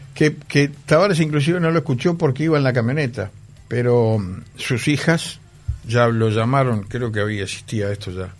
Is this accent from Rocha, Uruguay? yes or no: no; Montevideo, Uruguay; en donde yo me crié allá en Capurro